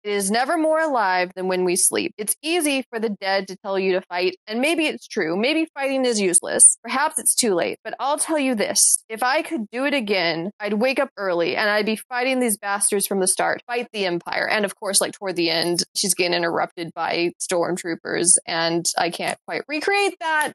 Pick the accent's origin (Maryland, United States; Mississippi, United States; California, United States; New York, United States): Mississippi, United States; also born or lived in Alabama; now in North Carolina, United States; I was born in Alabama. I've lived in Mississippi for most of my life